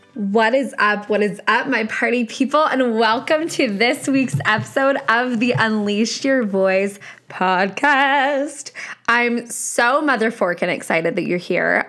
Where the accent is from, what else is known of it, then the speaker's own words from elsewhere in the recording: Canada; I'm Canadian, hello, I am Canadian